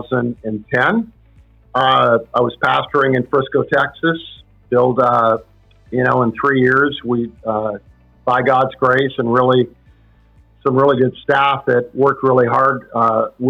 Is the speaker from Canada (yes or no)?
yes; Canada; I'm from Canada